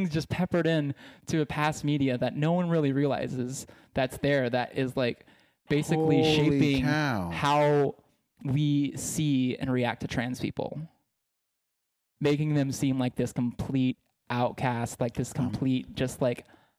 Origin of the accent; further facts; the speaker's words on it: Texas, United States; I was ashamed of it based on growing up in East Texas.